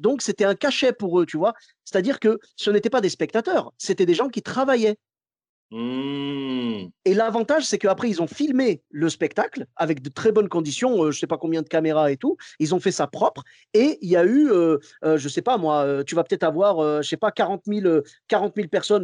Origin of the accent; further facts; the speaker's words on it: Morocco; moved away; je suis marocain